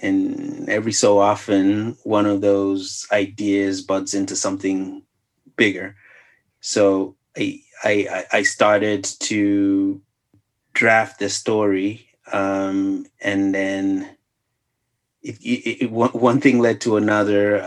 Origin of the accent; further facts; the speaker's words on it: Zambia; now in United States; I'm from Zambia.